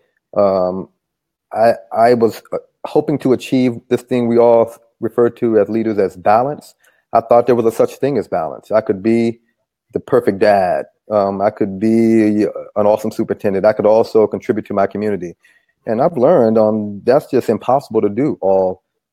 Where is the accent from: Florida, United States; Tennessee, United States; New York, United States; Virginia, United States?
Virginia, United States; Charlottesville; moved away as an adult; I'm from Charlottesville, Virginia, and I grew up there